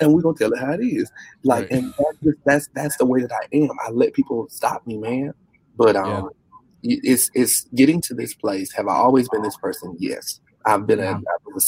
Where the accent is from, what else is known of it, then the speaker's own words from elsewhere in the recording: Warsaw, North Carolina, United States; born and raised in North Carolina? Small town, right. Warsaw